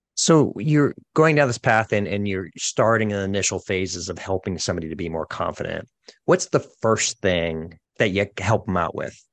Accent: Boston, Massachusetts, United States; moved away; I'm originally from the Boston area

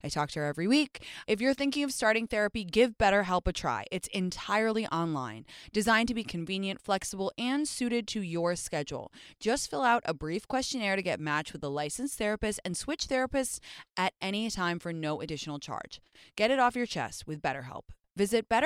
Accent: London, United Kingdom; moved away; I grew up in London in the 2000s

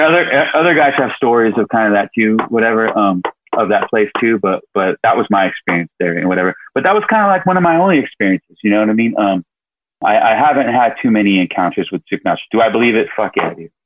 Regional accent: Sacramento, California, United States; moved away; We're both from Sacramento

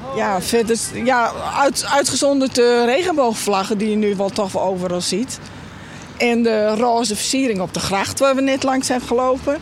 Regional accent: Friesland, Netherlands; ik ben een echte Fries

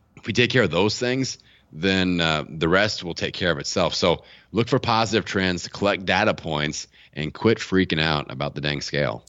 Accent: Bloomington, Indiana, United States; my hometown of Bloomington, Indiana

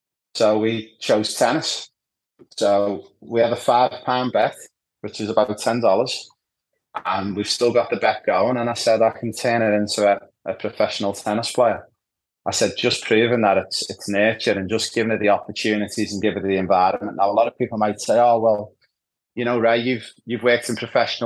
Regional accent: Liverpool, North West England, United Kingdom; moved away as an adult; also born or lived in Ibiza; now in Australia; growing up in Anfield in Liverpool, the hub of football

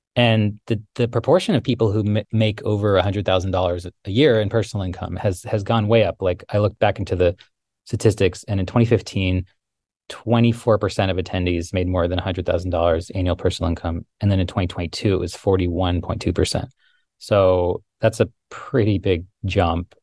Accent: Tucson, Arizona, United States; moved away; I grew up in the Sonoran Desert in, in Tucson

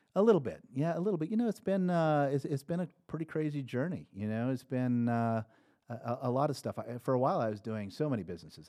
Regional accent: Nebraska, United States; moved away; I grew up in Nebraska.

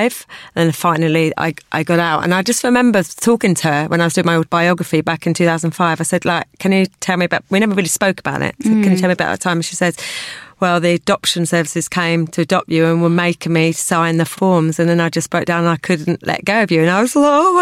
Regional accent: Kent, South East England, United Kingdom; I was born and bred in Kent

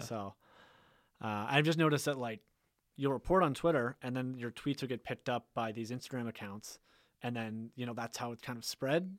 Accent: Tantallon, Nova Scotia, Canada; I grew up in Tantalum, Lewis Lake area

